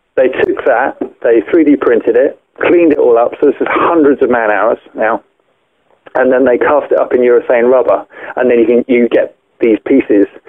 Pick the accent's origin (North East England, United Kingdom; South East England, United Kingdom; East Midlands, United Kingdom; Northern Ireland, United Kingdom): South East England, United Kingdom; Windsor; moved away as an adult; now in Ireland; I'm originally from Windsor, just just west of London there